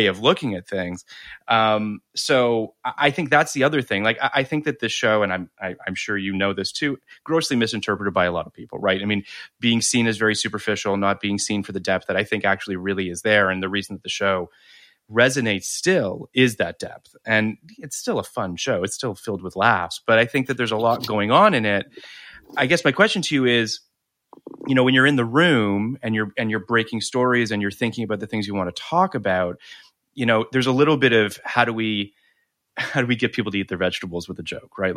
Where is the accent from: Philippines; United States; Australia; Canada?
Canada; moved away; also born or lived in Toronto; I was living in Toronto at the time. So just to, I'm Canadian